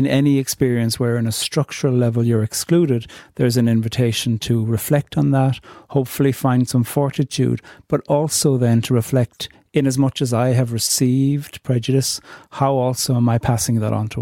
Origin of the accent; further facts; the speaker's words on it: Ireland; being Irish in 2021